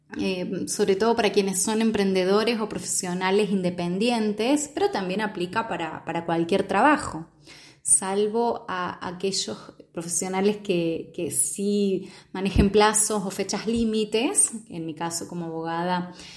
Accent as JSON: {"language": "Spanish", "country": "Argentina", "said": "soy de Argentina"}